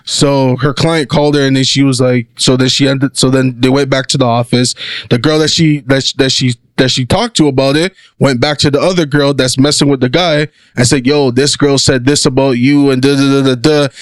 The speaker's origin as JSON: {"language": "English", "country": "Canada"}